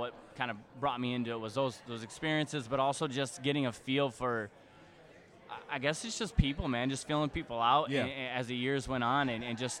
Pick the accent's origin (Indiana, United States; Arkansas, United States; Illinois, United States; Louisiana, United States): Illinois, United States; Chicago; I'm from Chicago. That's where my company is.